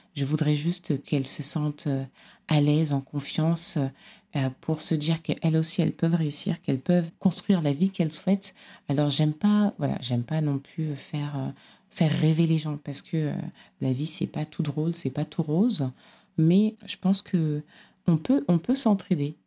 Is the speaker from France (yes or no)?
no; Cameroon; je suis originaire du Cameroun